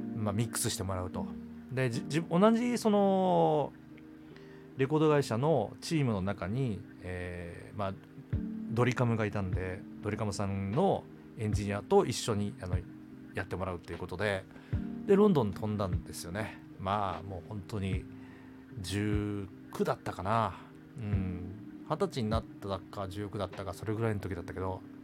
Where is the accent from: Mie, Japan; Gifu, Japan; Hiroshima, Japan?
Hiroshima, Japan; now in Tokyo, Japan; 僕あの広島出身で西の人間なんですね